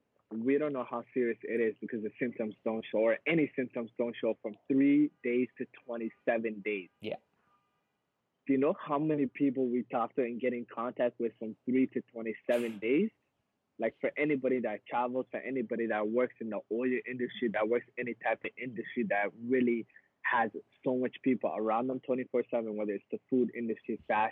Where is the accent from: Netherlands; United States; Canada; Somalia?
Somalia; born there; I was born in East Africa. I was born in Somalia. I was born in like griminess, right?